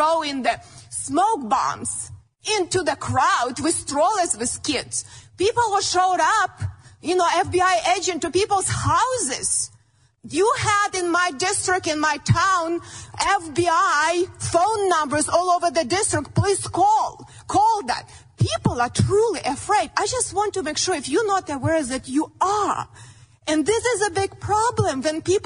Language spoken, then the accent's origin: English; Ukraine; born or raised there; moved away as an adult; now in United States